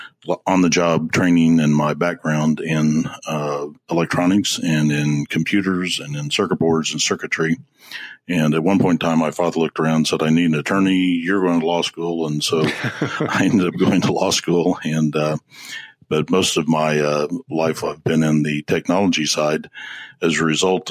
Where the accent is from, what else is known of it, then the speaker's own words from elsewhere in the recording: Midwest, United States; Yes, I'm a Midwesterner, but my father was a fighter pilot and in the military, and we traveled and were at many places in my young life.